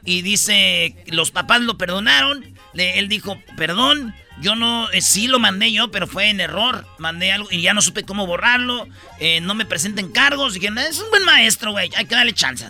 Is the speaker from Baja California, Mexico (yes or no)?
no; Jiquilpan, Michoacán, Mexico; yo soy de Jiquilpan